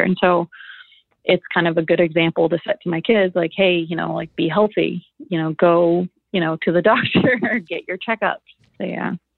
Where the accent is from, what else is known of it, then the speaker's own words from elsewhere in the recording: Anchorage, Alaska, United States; also born or lived in California; I grew up in Anchorage